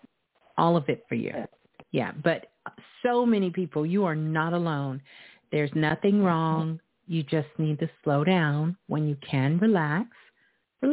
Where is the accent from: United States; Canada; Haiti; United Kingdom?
United States; New York City, New York; my hometown, Brooklyn